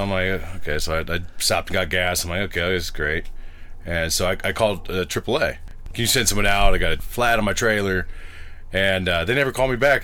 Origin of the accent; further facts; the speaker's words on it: Bay Area, California, United States; moved away; I'm from the Bay Area in California.